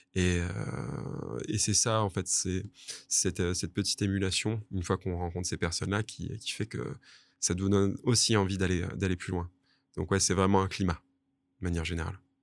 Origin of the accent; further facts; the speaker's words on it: Toulouse, Occitania, France; moved away as an adult; also born or lived in Grasse / Bordeaux / Asia; now in Nice, France; j'ai fait la plupart de mes classes à Toulouse